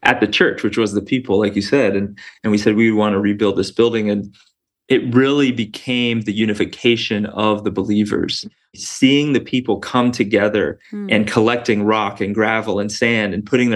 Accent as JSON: {"language": "English", "region": "Florida", "country": "United States", "also_born_or_lived": "Sudan", "moved": "as an adult", "said": "I'm from Florida, so I'm used to heat"}